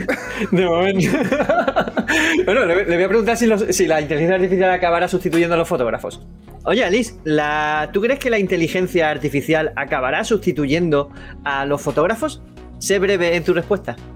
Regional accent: Andalusia, Spain; accent: Andalusian; mi acento andaluz

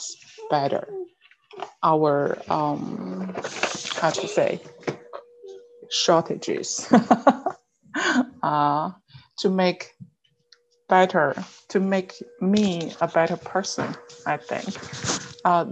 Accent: Jilin, China; English is a second language; moved away as an adult; also born or lived in Liaoning / Shenzhen / Beijing / Baotou, Inner Mongolia; now in Georgia, United States; I was born in Jilin province. That was the northeast part of China.

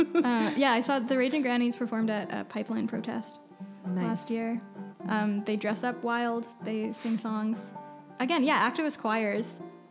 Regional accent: West Coast, United States; especially growing up on the West Coast, everyone is an environmentalist.

